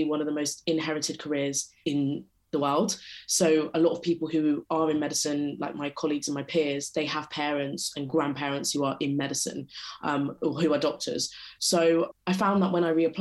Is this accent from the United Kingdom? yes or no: yes; London, United Kingdom; I grew up and live in London and went to school in London